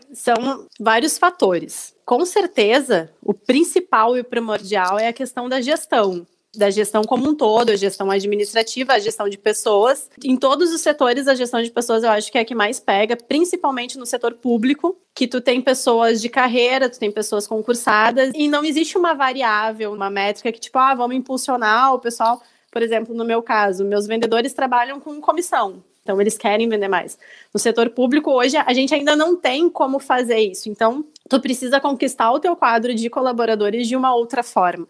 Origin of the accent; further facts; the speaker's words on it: Glorinha, Rio Grande do Sul, Brazil; eu sou gaúcha, sou de uma cidade do interior aqui do Rio Grande do Sul, de 7 mil habitantes, que é Glorinha.